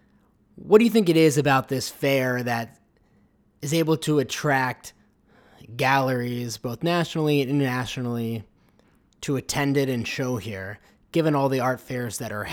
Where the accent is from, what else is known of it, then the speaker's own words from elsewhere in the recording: Dallas, Texas, United States; now in New York, United States; And for those that don't know, I'm from Dallas